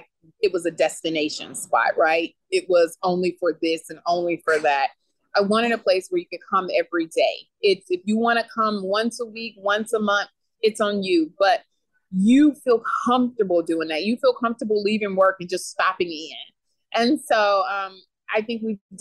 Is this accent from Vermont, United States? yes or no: no; Beaumont, Texas, United States; also born or lived in Houston, Texas; now in Dallas, United States; I was raised and born in Beaumont